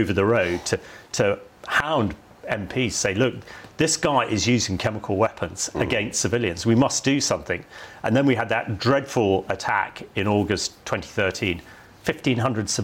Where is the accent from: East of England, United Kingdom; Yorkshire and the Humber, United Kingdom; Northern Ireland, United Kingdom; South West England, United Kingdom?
South West England, United Kingdom; Salisbury; my hometown was hit in March 2018 with Novichok